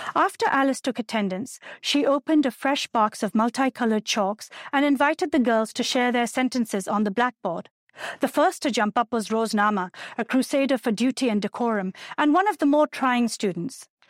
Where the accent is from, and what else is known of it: Pakistan; born or raised there; moved away as an adult; now in United States